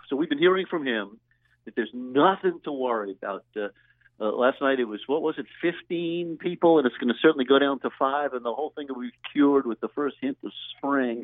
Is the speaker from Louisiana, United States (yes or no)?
yes; Louisiana, United States; my home state senator down in Louisiana